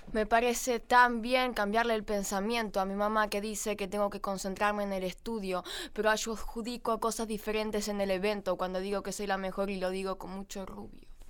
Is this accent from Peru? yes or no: no; Buenos Aires, Argentina; also born or lived in Gualeguaychú, Entre Ríos; soy de Buenos Aires, viví en Capital